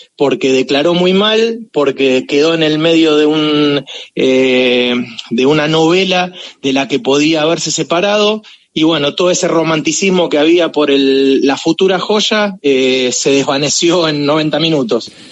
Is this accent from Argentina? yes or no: yes; Argentina